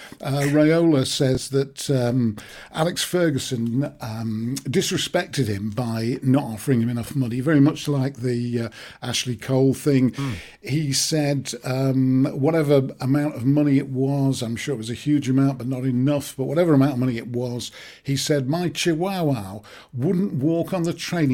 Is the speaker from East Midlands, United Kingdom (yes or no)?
no; Manchester, North West England, United Kingdom; Manchester, not everybody takes to Manchester immediately. I say it's my hometown.